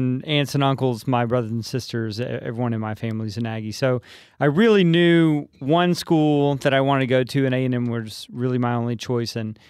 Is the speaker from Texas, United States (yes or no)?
yes; Coleman, Texas, United States; moved away; I grew up in Coleman, Texas, south of Abilene.